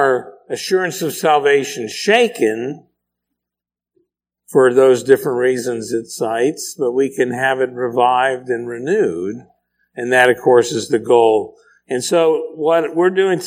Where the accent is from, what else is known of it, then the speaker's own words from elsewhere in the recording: Pennsylvania, United States; My porch growing up in Pennsylvania, it was very small